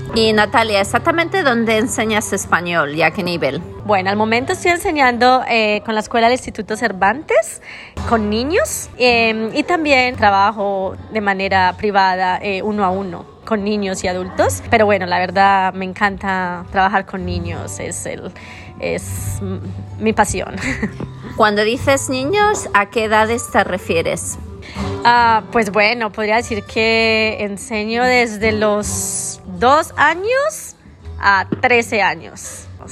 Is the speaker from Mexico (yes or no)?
no; Colombia; first language Spanish; moved away as an adult; now in Australia; soy colombiana, vivo en Australia hace alrededor de tres años y medio.